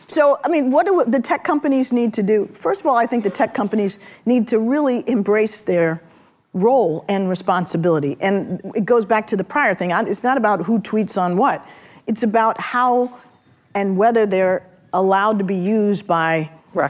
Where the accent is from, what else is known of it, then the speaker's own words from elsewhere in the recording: San Francisco, California, United States; I'm also from San Francisco